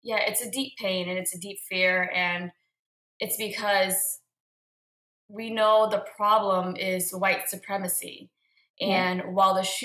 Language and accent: English; Boston, Massachusetts, United States; I'm a first generation Vietnamese American born and raised in Boston, Massachusetts